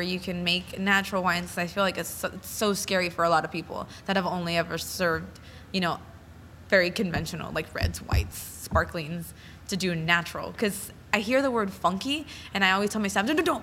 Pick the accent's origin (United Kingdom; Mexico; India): Mexico; Jalisco; now in United States; I'm from Jalisco.